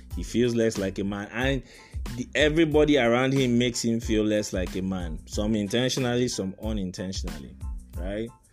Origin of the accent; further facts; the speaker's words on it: Aba, Abia, Nigeria; also born or lived in Port Harcourt; I grew up in Aba. Aba is a small town in uh, Abia States. I, grew, I, I spent some years there, I spent some years in Port Harcourt